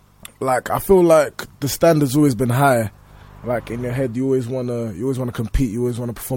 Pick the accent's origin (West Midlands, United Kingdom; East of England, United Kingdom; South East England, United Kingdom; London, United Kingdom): London, United Kingdom; I grew up in North London.